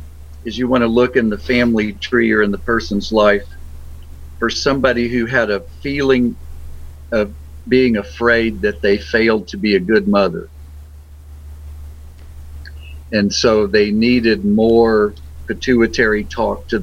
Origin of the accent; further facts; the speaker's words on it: Beaumont, Texas, United States; I was born in Beaumont, Texas